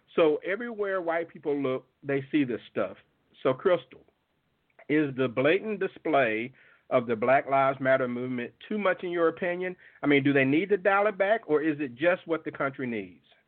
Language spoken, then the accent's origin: English; Jackson, Mississippi, United States; born or raised there